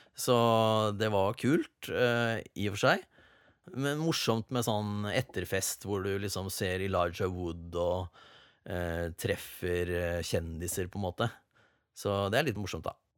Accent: Sarpsborg, Østfold, Norway; Jeg er fra Sarpsborg

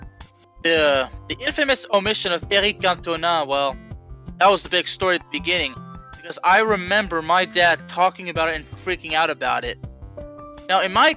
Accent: Lyon, Auvergne-Rhône-Alpes, France; I was actually born in Lyon.

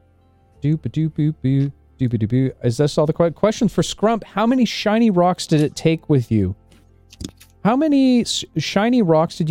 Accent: Canada; We're Canadian

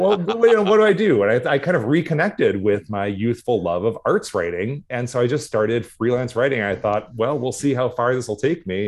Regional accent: Duluth, Minnesota, United States; also born or lived in St. Paul, United States; when I was starting second grade, we moved to Duluth

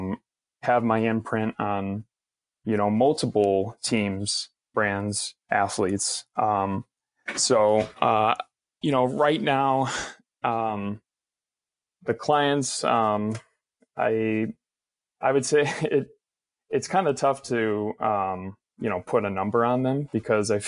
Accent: Chicago, Illinois, United States; growing up in Chicago

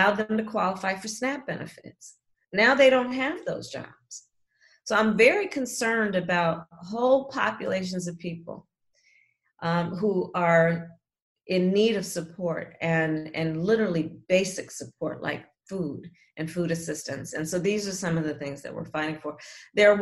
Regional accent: California, United States; I'm from California

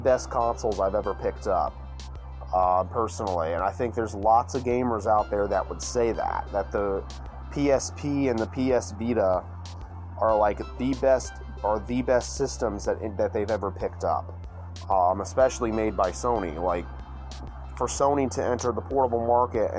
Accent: Yazoo City, Mississippi, United States; also born or lived in Lyman, Mississippi; growing up in Yazoo City, Mississippi

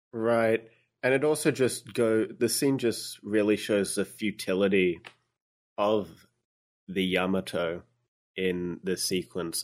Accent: Australia; I'm Australian.

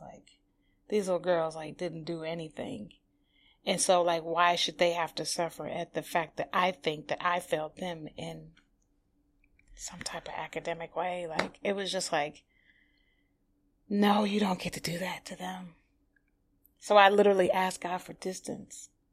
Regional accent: Highland Park, Michigan, United States; now in New York, United States; I'm from Detroit. Um, I'm from a small, you know, city within Detroit called Highland Park

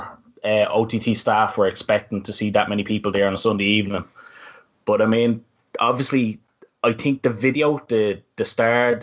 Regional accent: Ireland; I am not the strongest Irish speaker in the world

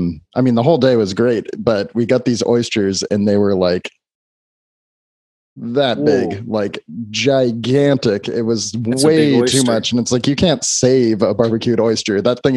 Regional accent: San Jose, California, United States; I grew up in San Jose

